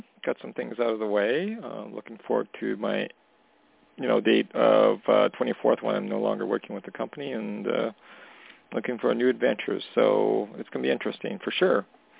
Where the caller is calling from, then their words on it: Canada; Hey, Tony … calling from Canada.